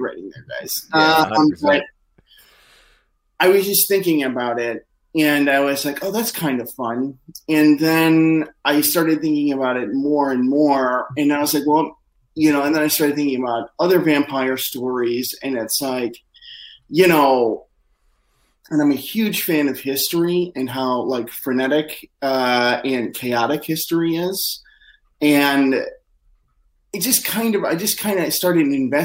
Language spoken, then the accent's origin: English; Midwest, United States; I'm from the Midwest